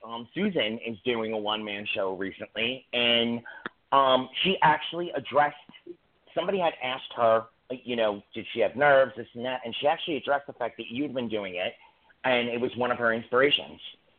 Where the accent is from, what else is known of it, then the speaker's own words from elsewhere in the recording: New York City, New York, United States; I'm from Staten Island.